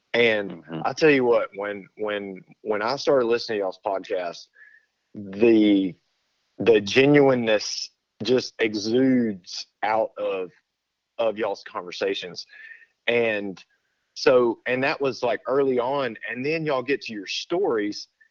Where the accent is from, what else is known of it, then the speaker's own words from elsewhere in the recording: between Beaumont and Lufkin, Southeast Texas, United States; the closest town that anybody would recognize to where we're from would be uh, well, I got Beaumont to the south of me